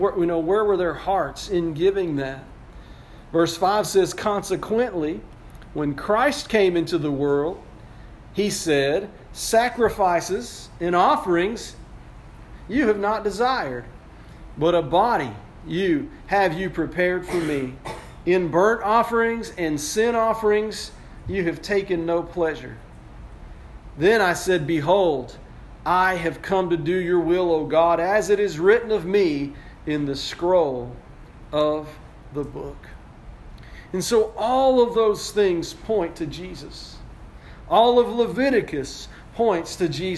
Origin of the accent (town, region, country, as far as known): United States